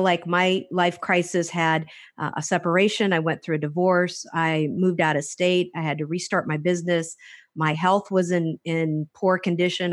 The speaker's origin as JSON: {"language": "English", "region": "Hawaii", "country": "United States", "tie": "born or raised there", "also_born_or_lived": "Clawson, Michigan", "said": "I was actually raised on the islands. I was, uh, started off on Oahu"}